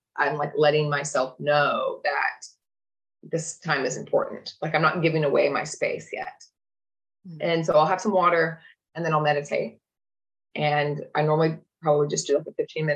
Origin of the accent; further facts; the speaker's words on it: Oklahoma, United States; I grew up in Oklahoma in middle America